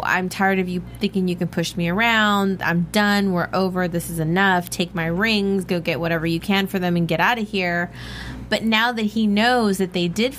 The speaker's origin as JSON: {"language": "English", "region": "Texas", "country": "United States", "said": "I'm a Texan here"}